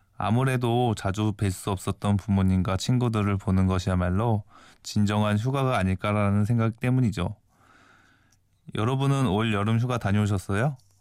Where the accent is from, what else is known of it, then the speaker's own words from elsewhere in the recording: Incheon, South Korea; moved away as an adult; also born or lived in Seoul; now in Geoje, South Korea; 저는 서울에서 태어났고 학교 다닐 때는 인천에서 살았어요